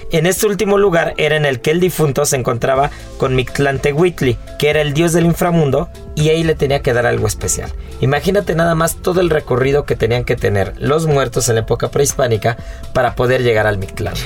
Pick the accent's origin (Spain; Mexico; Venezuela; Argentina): Mexico; nos define como mexicanos